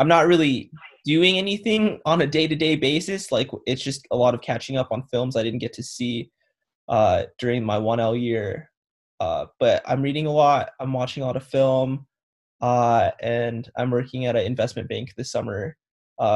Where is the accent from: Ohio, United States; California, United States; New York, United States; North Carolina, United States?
California, United States; Southern; moved away as an adult; I'm from the Southern California region.